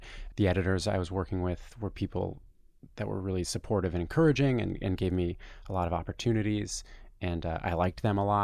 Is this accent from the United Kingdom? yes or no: no; Toronto, Ontario, Canada; moved away as an adult; now in New York, United States; I'm from Toronto, Canada, and I came to New York to try and work in journalism in 2005.